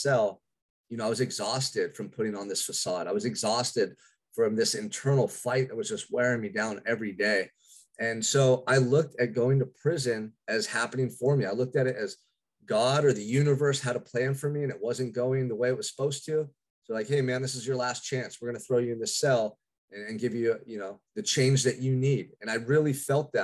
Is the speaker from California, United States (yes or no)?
yes; Santa Barbara, California, United States; I'm from Santa Barbara, California, which is a quiet little beach community about 2 hours north of Los Angeles